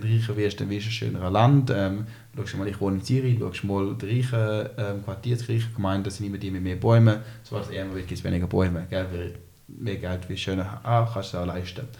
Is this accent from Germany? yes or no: no; China; Ich bin in China aufgewachsen. Mein Vater ist mit der Schweizer Firma Roche, äh, sind wir auf ähm, China ausgewandert. Ich bin ein Kind Globalisierung.